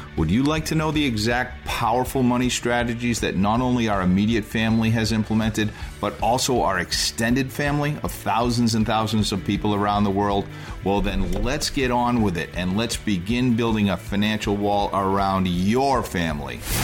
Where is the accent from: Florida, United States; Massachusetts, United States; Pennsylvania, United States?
Massachusetts, United States; Boston; also born or lived in Southern California; I grew up in the Boston area